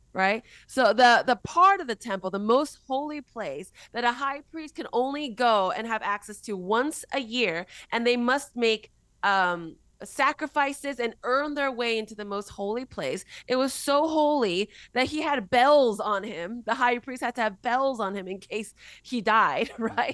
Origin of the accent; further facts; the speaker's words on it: United States; also born or lived in Korea; I was born in Korea, raised in America, got saved in Mexico